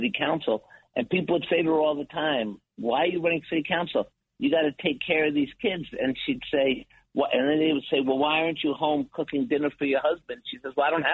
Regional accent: New York City, New York, United States; I'm a kids from New York City, growing up in Washington Heights.

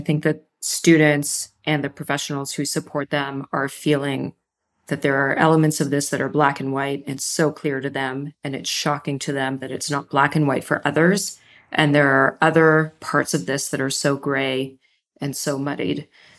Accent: Canada; I'm from Canada. My wife is from Israel.

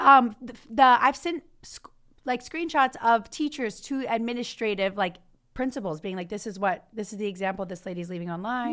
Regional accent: Louisiana, United States; moved away; also born or lived in Baton Rouge, Louisiana; I grew up in that farm town, so that's my hometown

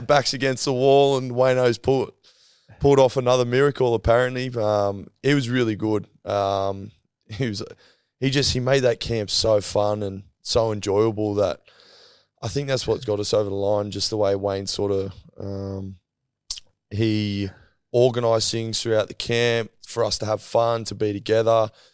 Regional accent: Queensland, Australia; being a Queenslander

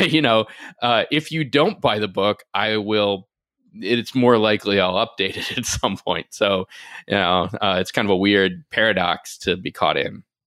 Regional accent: Nashville, Tennessee, United States; moved away; also born or lived in Washington, D.C.; I grew up in Nashville, and even when I moved away, I ended up spending a lot of time back home

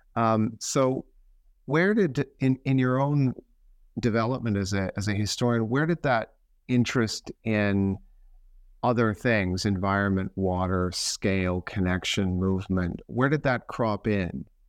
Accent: Canada; now in United Kingdom; I'm a Canadian

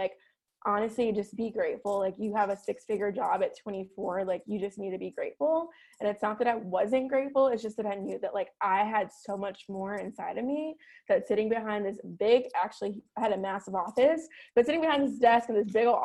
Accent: Chicago, Illinois, United States; now in Scottsdale, United States; I'm born and raised in Chicago

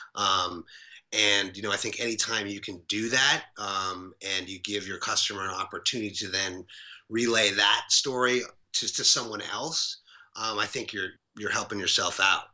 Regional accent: New York City, New York, United States; we grew up together in New York City.

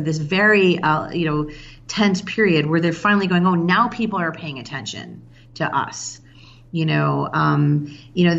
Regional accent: Chicago, Illinois, United States; now in Baltimore, United States; I'm from Chicago originally

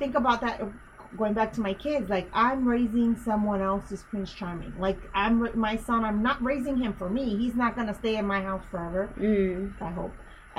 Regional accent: Honduras; born there; it's my country because I was born in Honduras.

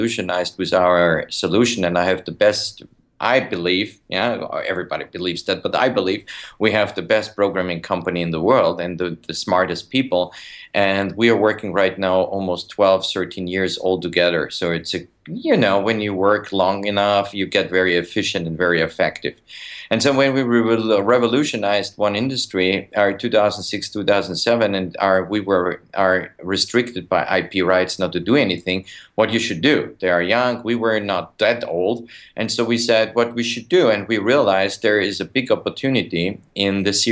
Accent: Vienna, Austria; moved away as an adult; now in United States; Originally, I'm from Austria, Vienna

